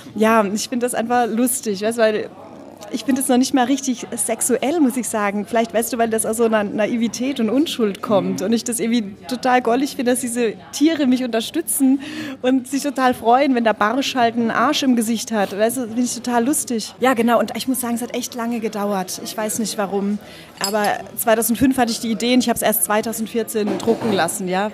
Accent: Karlsruhe, Baden-Württemberg, Germany; also ich bin in Süddeutschland geboren, in Karlsruhe, ungefähr 81

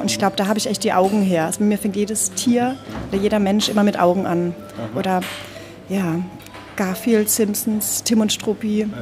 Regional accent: Karlsruhe, Baden-Württemberg, Germany; also ich bin in Süddeutschland geboren, in Karlsruhe, ungefähr 81

